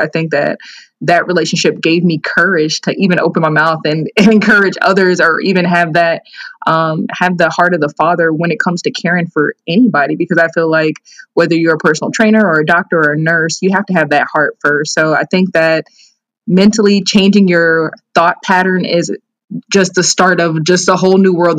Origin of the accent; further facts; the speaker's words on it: Naperville, Illinois, United States; also born or lived in Columbus, Georgia; I'm from Naperville, Illinois. I was born in Columbus, Georgia. I'm an Army brat, so my dad was in the military, and I actually moved to Naperville shortly after he was stationed in Germany.